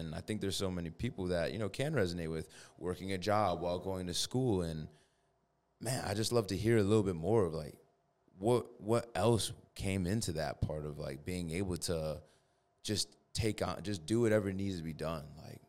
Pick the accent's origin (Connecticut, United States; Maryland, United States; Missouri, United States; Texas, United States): Connecticut, United States; East Hartford; I mean, I'm from East Hartford